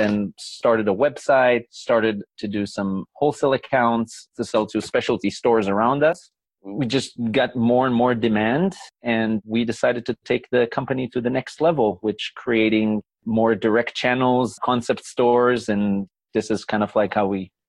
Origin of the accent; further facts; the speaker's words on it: Israel; moved away as an adult; now in United States; Well, I was born in Israel